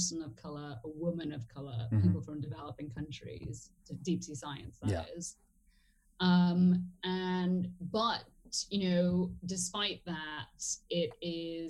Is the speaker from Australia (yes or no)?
no; Trinidad & Tobago; moved away as an adult; also born or lived in England; I grew up in Trinidad and Tobago